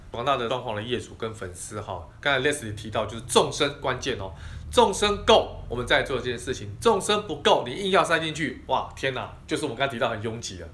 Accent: Taiwan; 尤其是我们台湾人，哈，可能对这个沙发的要求跟欧美国家的人又不太一样

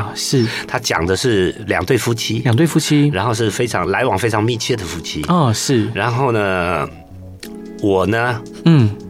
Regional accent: Taishan, New Taipei, Taiwan; 还叫台北县的时候，嗯，啊，有一个泰山。泰山乡，对对对，我是那边眷村长大的孩子。

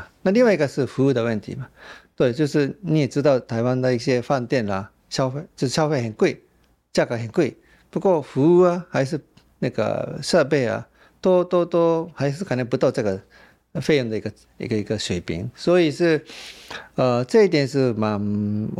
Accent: Japan; Chinese is a second language; 以前我们日本人认识的台湾，享受台湾的时候，啊，这些好吃的东西这么便宜，或者是这些很舒服的按摩也是这么划算，啊，对，那比在日本国内旅游更便宜、更划算，而且台湾人很亲切。

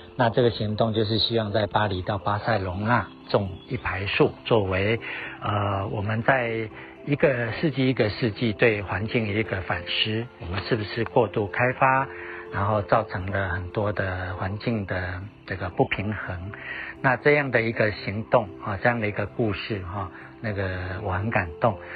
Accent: Chiayi, Taiwan; 我的家乡在嘉义

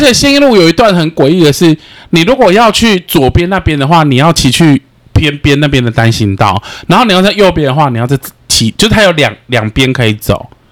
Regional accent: central Taiwan, Taiwan; moved away as an adult; also born or lived in Chiayi; now in Taipei, Taiwan; 我是中 部人，可是我还是觉，因为我在嘉义读过书

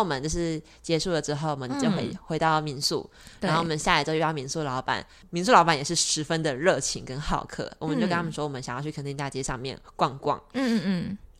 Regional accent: Pingtung, Pingtung County, Taiwan; 我是屏东人，虽然说我是屏东市人，

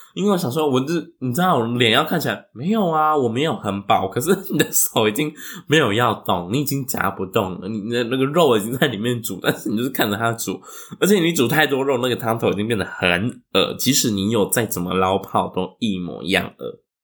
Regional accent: central and southern Taiwan, Taiwan; 我们中南部人的关系，我们国中很爱吃船早

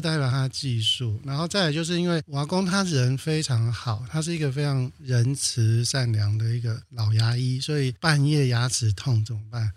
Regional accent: Banqiao, New Taipei, Taiwan; also born or lived in Provence, France; 我已经是在板桥出生成长了

